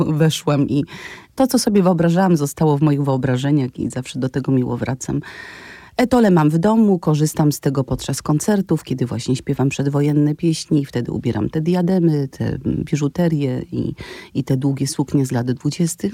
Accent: Wadowice, Lesser Poland, Poland; moved away as an adult; also born or lived in Kraków; ja mieszkam w Wadowicach

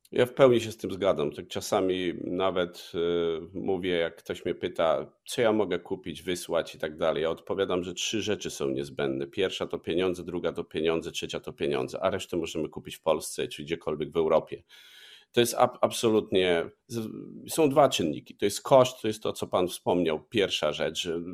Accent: Lubaczów, Subcarpathian Voivodeship, Poland; z okolic Lubaczowa, mojego rodzinnego miasta

